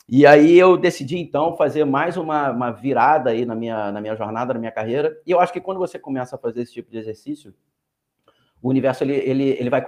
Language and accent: Portuguese; Rio de Janeiro, Brazil; eu sou carioca e moro aqui no Rio de Janeiro.